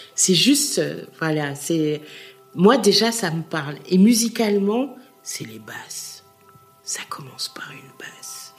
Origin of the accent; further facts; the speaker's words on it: Schaerbeek, Brussels-Capital Region, Belgium; now in Forest, Belgium; je suis né à Skarvik